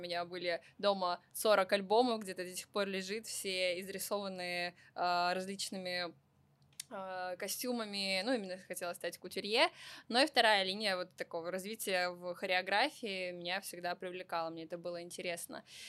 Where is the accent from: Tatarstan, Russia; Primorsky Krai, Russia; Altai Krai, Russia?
Primorsky Krai, Russia; Vladivostok; moved away; also born or lived in Saint Petersburg; я вообще родом из Владивостока